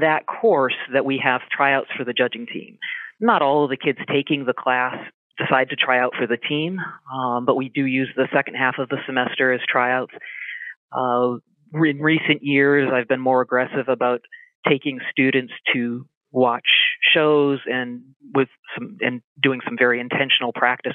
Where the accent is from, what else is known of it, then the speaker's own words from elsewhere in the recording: Connecticut, United States; now in Virginia, United States; I grew up on a small hobby Jersey farm in Connecticut